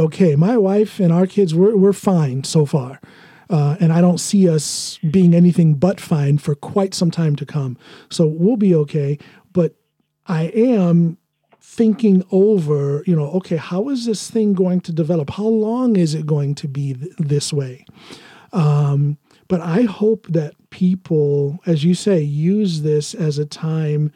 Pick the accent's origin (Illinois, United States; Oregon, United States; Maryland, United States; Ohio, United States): Ohio, United States; rural; moved away as an adult; now in Norway; I'm from Ohio. I'm from small town Ohio, or you could say rural Ohio.